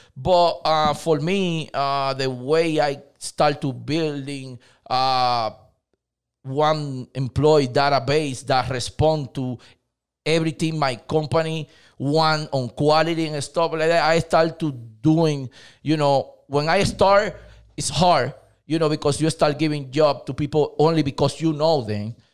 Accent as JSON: {"language": "English", "country": "Dominican Republic", "second_language": "English", "moved": "as an adult", "lives_now": "United States", "said": "I'm from Dominican Republic. I'm, uh, come here to the state, like, uh, fifteen years ago"}